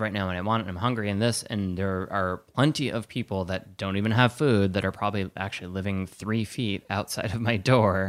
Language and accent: English; Wisconsin, United States; I'm from Wisconsin